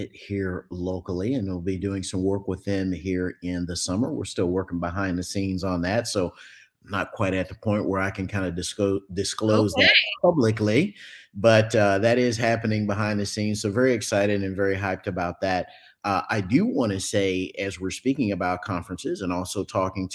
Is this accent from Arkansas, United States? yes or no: no; Dallas, Texas, United States; I'm from Texas, folks, Dallas-Fort Worth, Texas, Metroplex area.